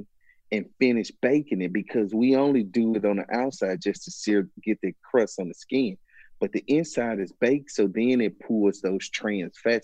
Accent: Mississippi, United States; I'm originally from Mississippi

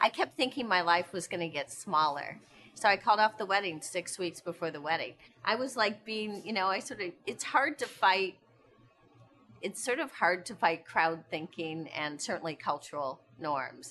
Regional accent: Indiana, United States; We grew up in Indiana, I'm outdoors all the time

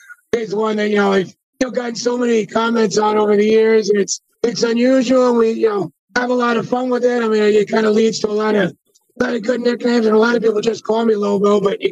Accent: New Jersey, United States; moved away; I grew up in New Jersey. Born and raised in New Jersey. Been out here a long time

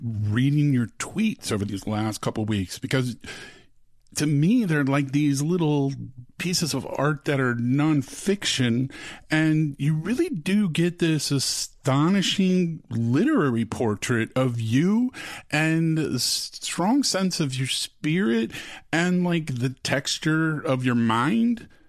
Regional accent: Austin, Texas, United States; I grew up in Austin

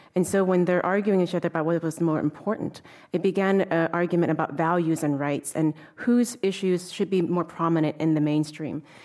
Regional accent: Oakland, California, United States; also born or lived in Oregon; growing up in Oakland, California during the eighties.

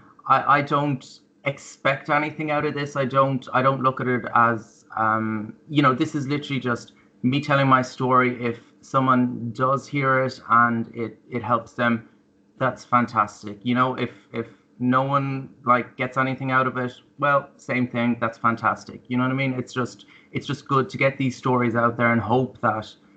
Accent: Ireland; now in Melbourne, Australia; being Irish and growing up in that whole like Catholic tradition

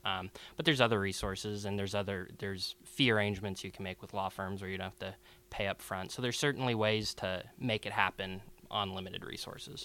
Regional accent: Seattle, Washington, United States; I was born and raised here in Seattle

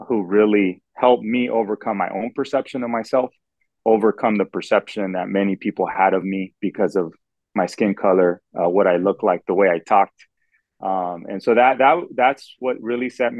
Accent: Los Angeles, California, United States; I was born in Los Angeles

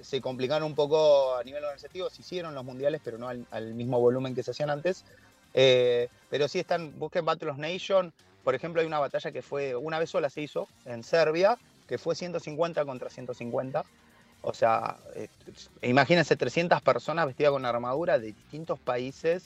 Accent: Argentina; acá en Argentina

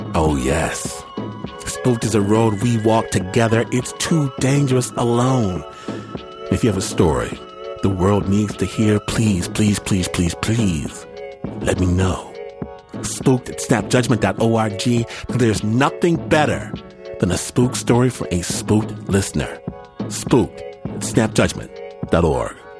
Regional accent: United States; because I'm American

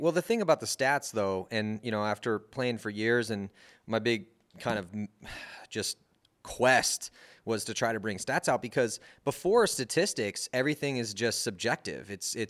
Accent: Texas, United States; we're from Texas. We've come, you know, to dominate you and try to play the best we possibly can.

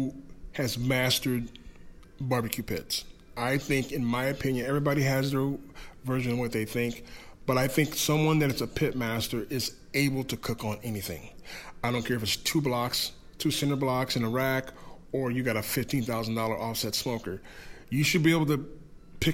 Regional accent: Iowa, United States; I'm from Iowa, we're all about pork and beef

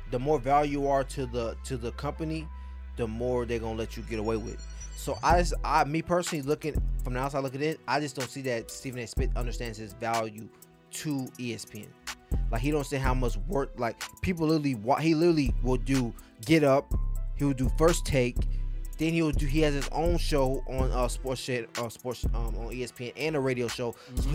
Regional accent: Liberia; He's from Nigeria. I'm from Liberia. That has nothing to do with me.

